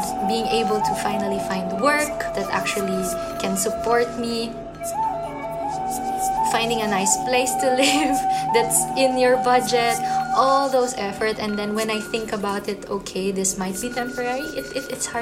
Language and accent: English; General Santos, Soccsksargen, Philippines; English is a second language; now in Freiburg, Germany; I come from General Santos City, Philippines